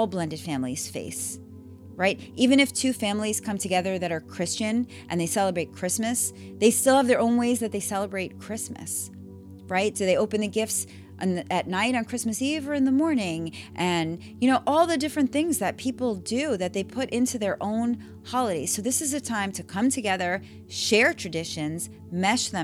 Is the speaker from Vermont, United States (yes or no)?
no; New York, United States; moved away as an adult; I grew up in New York, and I would say that I had a really great education system. And then I moved here and I raised my kids here